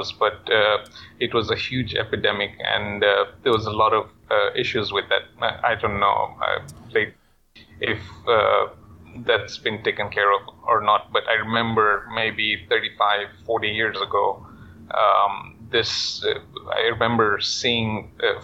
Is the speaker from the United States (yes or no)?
no; Kenya; moved away; I'm from Kenya, born and raised